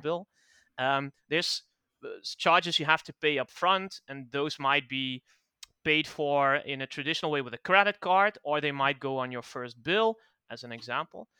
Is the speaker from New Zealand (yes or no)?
no; Netherlands; English is a second language; I'm, I'm from the Netherlands